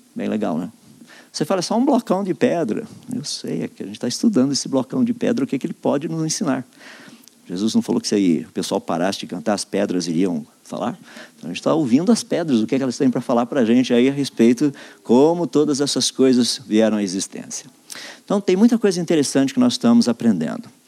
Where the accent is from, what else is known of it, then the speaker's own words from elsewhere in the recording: Limeira, São Paulo, Brazil; eu sou da cidade de Limeira, estado de São Paulo